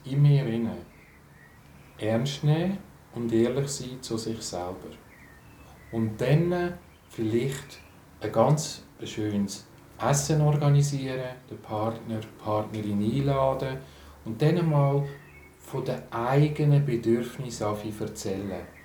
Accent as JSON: {"language": "German", "country": "Switzerland", "said": "für mich als Schweizer"}